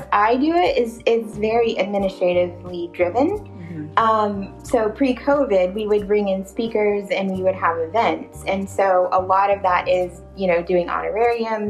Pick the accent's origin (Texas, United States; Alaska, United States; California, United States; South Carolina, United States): South Carolina, United States; Charleston; I'm from Charleston